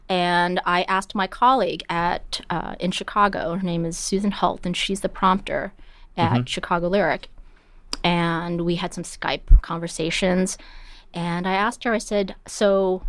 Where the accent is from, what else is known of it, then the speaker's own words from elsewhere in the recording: Toronto, Ontario, Canada; also born or lived in Winnipeg; And I grew up in Canada. {S2} Whereabouts? {S3} I was born in Winnipeg